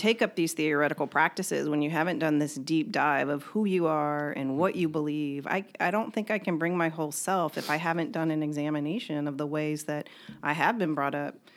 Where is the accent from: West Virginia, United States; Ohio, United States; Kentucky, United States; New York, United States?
Kentucky, United States; I was born and raised in Kentucky, and it was a predominantly white area that I grew up in.